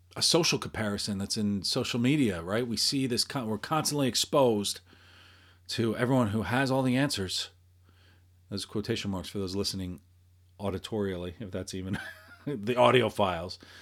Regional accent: New York, United States; I, I grew up in New York, in the Northeast, and, and around here

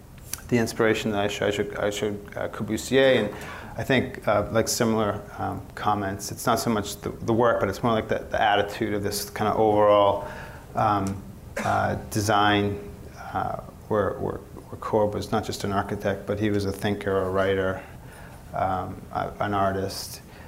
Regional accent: Lowell, Massachusetts, United States; moved away as an adult; now in Los Angeles, United States; Well, I grew up back east. I grew up in Lowell, Massachusetts. Lowell's kind of an industrial mill town.

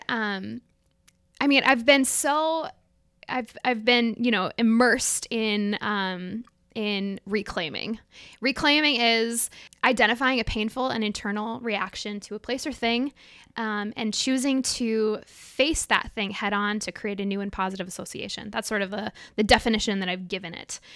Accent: Minneapolis, Minnesota, United States; born or raised there

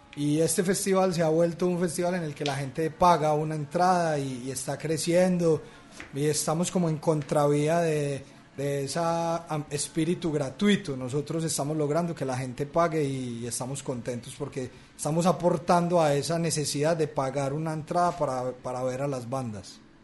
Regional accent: Medellín, Antioquia, Colombia; los paisas somos nosotros, los de Medellín

